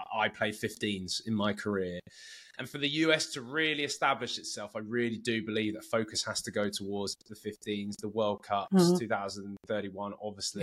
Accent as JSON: {"language": "English", "town": "Cambridge", "region": "East of England", "country": "United Kingdom", "tie": "born or raised there", "also_born_or_lived": "Bedford / San Diego County", "moved": "as an adult", "lives_now": "San Diego, United States", "said": "I was born and raised in Cambridge and, and went to Cambridge Rugby Club"}